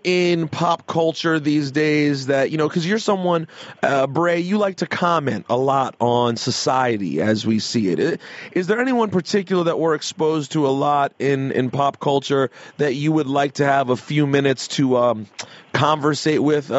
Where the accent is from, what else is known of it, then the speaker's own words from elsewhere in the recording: United States; now in New York, United States; I'm originally from Washington, but I love living in New York because of the crowd that you get at wrestling shows.